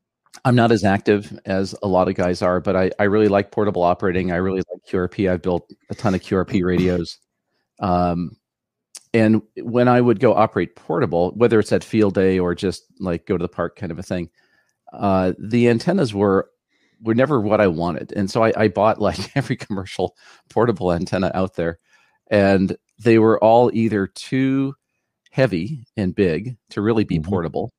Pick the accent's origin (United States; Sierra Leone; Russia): United States; Los Angeles, California; moved away as an adult; now in San Jose, United States; No, actually, I grew up in West Los Angeles, which is like the Silicon Desert.